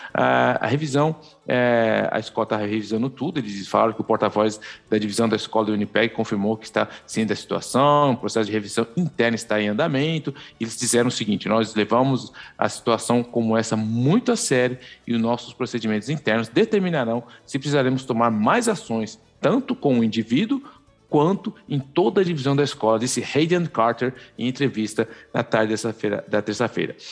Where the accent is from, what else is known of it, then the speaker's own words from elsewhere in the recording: São Paulo, Brazil; moved away as an adult; now in Canada; eu vim de Itaquera, é, eu sou, a gente veio lá do fundo da Zona Leste, família de quatro